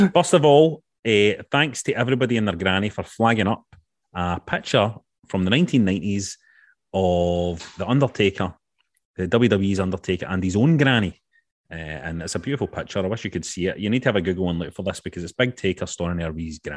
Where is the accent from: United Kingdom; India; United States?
United Kingdom; Glasgow, Scotland; growing up in Glasgow